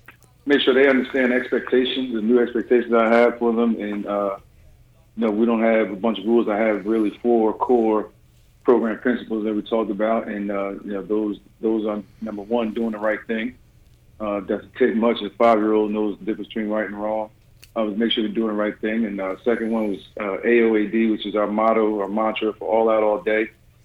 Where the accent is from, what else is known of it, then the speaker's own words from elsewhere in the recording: New Jersey, United States; I grew up in it and never really liked it, other than, you know, I got to make a little extra money as a teenager shoveling snow and missing school.